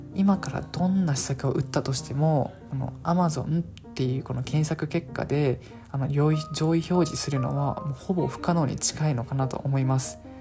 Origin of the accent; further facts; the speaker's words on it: Okinawa, Japan; 僕 は地元沖縄でして、あの、沖縄にいますので